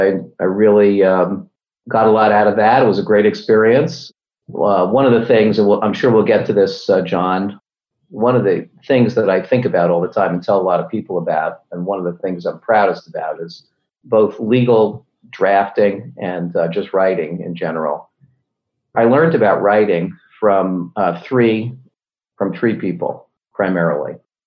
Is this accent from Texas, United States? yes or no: no; Cumberland, Maryland, United States; also born or lived in New Bedford, Massachusetts / New York; I was born in New Bedford, Massachusetts. My family soon moved to Cumberland, Maryland.